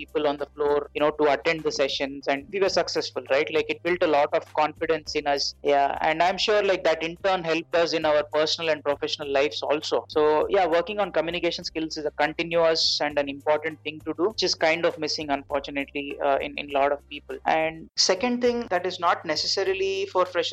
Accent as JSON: {"language": "English", "town": "Hyderabad", "region": "Telangana", "country": "India", "tie": "born or raised there", "also_born_or_lived": "Mumbai", "said": "I moved back to Hyderabad, my hometown"}